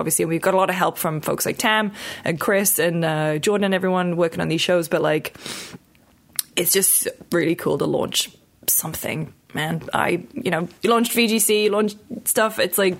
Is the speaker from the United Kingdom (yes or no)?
yes; United Kingdom; And we called it Spot On because obviously we're British.